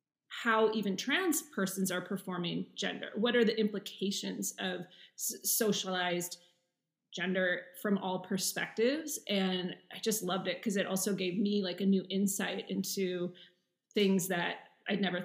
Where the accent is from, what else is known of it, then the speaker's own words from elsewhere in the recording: Seattle, Washington, United States; moved away as an adult; also born or lived in New York / San Francisco; now in Berlin, Germany; So I grew up in Seattle, but I moved around in the States a lot.